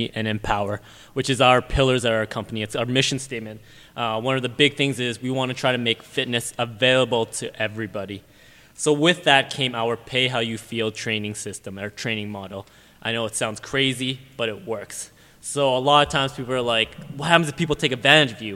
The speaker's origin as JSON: {"language": "English", "town": "Whitehorse", "region": "Yukon", "country": "Canada", "also_born_or_lived": "Camrose, Alberta", "moved": "as an adult", "lives_now": "Alberta, Canada", "said": "I'm actually from Whitehorse, Yukon, so I got a scholarship and I was recruited out here, hence why I'm in Alberta now"}